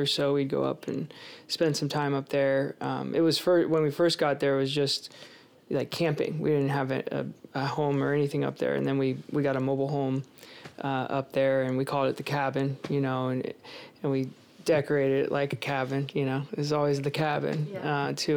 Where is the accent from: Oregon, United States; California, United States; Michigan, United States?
California, United States; Concord; moved away as an adult; now in Oroville, United States; I grew up in the East Bay Area in Concord, you know, pretty typical suburban life there